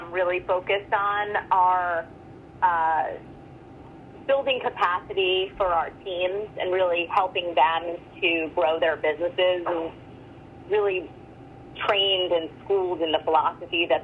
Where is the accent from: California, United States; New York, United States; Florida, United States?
New York, United States; New York City; moved away as an adult; also born or lived in Michigan; I grew up in Brooklyn, New York